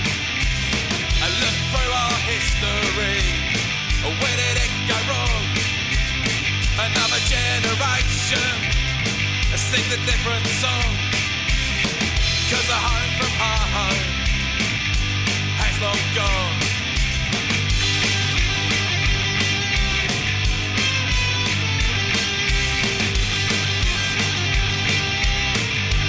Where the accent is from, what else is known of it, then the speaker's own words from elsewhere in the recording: Utah, United States; I was born here in Utah.